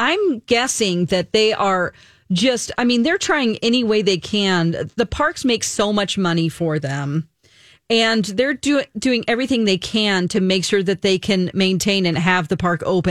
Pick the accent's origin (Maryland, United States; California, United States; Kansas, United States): California, United States; Santa Ana; moved away; I'm from Santa Ana, so not too far away from Anaheim, where Disneyland is.